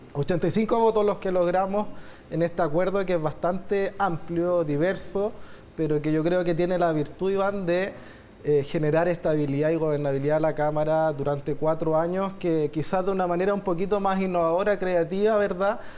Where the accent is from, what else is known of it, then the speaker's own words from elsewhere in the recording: Chile; como chilenos y chilenas